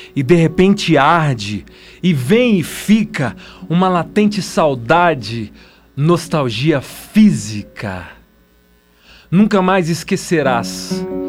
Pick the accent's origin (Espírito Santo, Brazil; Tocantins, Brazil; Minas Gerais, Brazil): Minas Gerais, Brazil; moved away as an adult; now in São Paulo, Brazil; eu sou mineiro